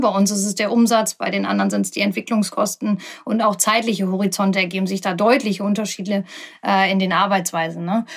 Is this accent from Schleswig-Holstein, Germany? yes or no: no; OWL, North Rhine-Westphalia, Germany; ich bin 37 Jahre alt, komme aus dem schönen UWL